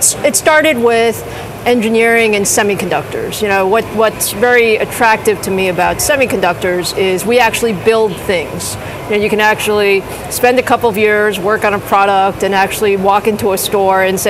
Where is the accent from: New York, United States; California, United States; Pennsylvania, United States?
New York, United States; New York City; I grew up in Queens.